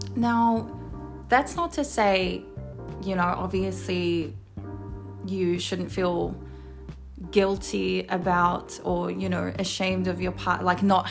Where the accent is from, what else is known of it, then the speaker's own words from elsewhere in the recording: Wellington, New Zealand; moved away as an adult; now in Sydney, Australia; I'm originally from Wellington, New Zealand. Hey, anyone who's from Welly. Uh, but I moved here to Sydney nine years ago with my partner.